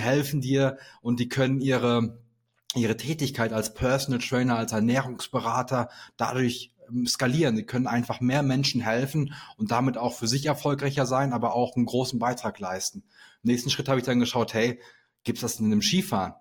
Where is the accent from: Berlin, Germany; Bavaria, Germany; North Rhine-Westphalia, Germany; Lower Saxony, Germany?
North Rhine-Westphalia, Germany; Sauerland; moved away as an adult; also born or lived in Aachen; ich komme gebürtig aus dem Sauerland